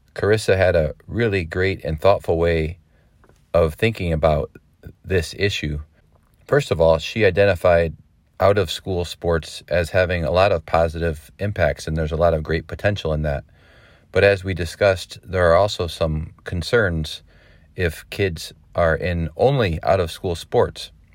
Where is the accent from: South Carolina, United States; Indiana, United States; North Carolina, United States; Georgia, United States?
Indiana, United States; moved away; I grew up in the Hoosier State